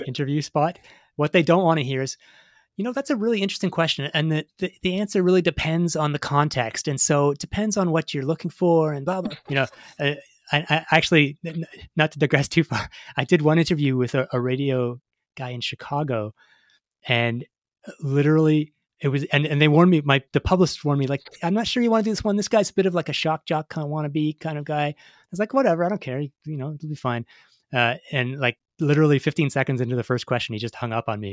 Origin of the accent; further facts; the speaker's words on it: Toronto, Ontario, Canada; growing up in Canada, you know, I grew up in uh, Toronto, in a city of four million